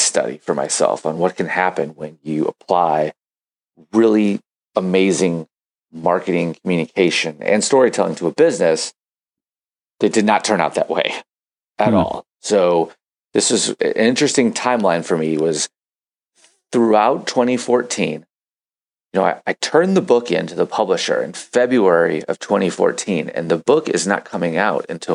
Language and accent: English; St. Louis, Missouri, United States; here in St. Louis, Missouri, middle of the United States, my hometown, my home country.